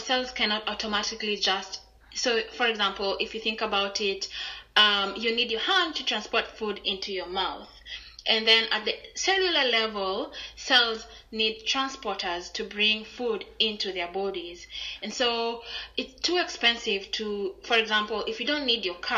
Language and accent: English; Kenya; moved away as an adult; I'm from Kenya